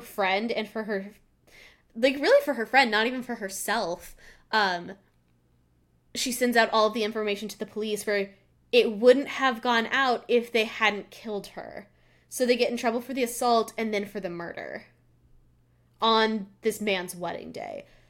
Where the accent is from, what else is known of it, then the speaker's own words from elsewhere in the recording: Colorado, United States; I grew up in Colorado, and we always had our water bottles, 'cause we're at a higher altitude.